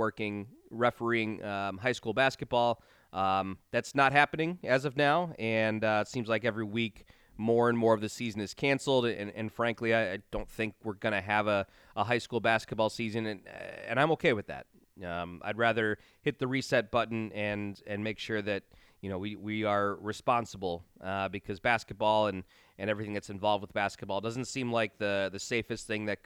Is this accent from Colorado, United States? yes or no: no; Chicagoland suburbs, Illinois, United States; I am born and raised in the Chicagoland suburbs.